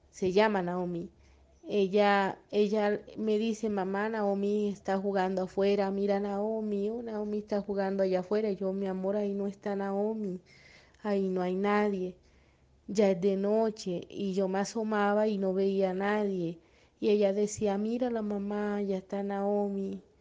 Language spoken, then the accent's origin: Spanish; Colombia; Buenos días, eh, soy de Colombia y quisiera compartir que a mi hija le han pasado varias cositas desde que era bebé.